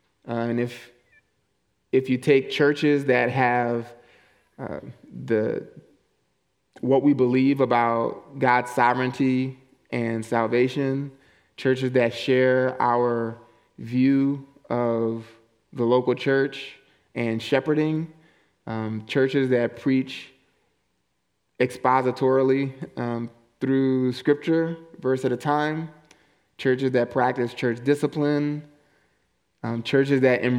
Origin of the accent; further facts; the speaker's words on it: New Orleans, Louisiana, United States; moved away as an adult; also born or lived in Mesa, Arizona; I grew up in New Orleans East and left for college in 2004. Not that young. Left in 2004 for college with no plans to return.